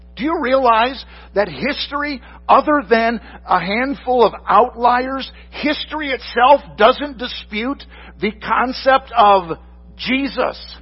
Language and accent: English; Michigan, United States; moved away; I'm from Michigan originally